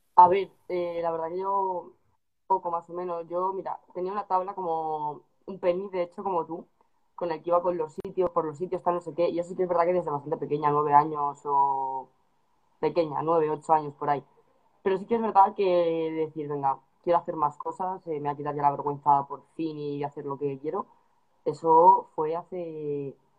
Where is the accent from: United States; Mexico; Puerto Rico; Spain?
Spain; Madrid, Community of Madrid; yo que soy de Madrid